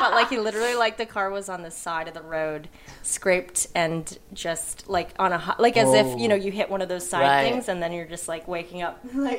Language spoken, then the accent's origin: English; La Cañada Flintridge, California, United States; because I'm from La Cañada.